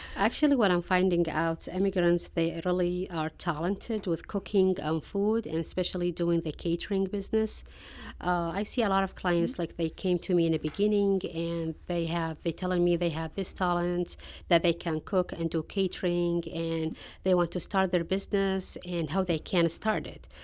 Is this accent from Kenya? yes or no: no; Iraq; now in St. Louis, United States; I'm originally from Iraq, and, uh, I came to Saint Louis, like, about twenty-one years ago